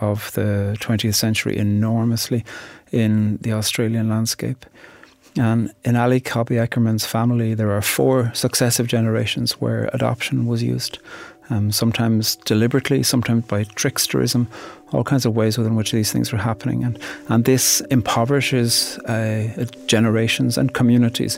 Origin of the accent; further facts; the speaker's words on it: Ireland; I'm from Ireland, and I'm a poet